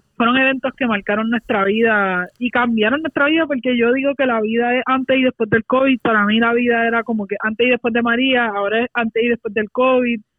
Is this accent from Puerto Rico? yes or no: yes; Puerto Rico; nuestra isla